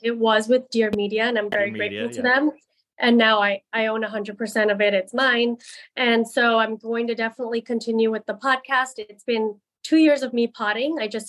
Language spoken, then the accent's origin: English; India; my show right now is just about, you know, getting married and being Indian.